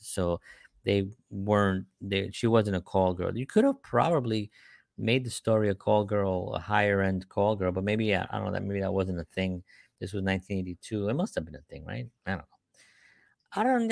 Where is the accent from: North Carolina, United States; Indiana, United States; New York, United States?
New York, United States; New York City; I grew up in the Bronx